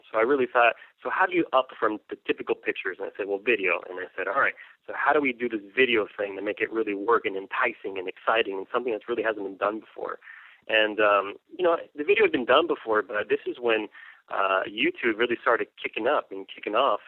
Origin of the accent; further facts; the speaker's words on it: El Paso, Texas, United States; now in Austin, United States; I'm from the United States, directly from El Paso, Texas. I was raised uh, in a Mexican household. My whole family's from Mexico, and I was raised here in the States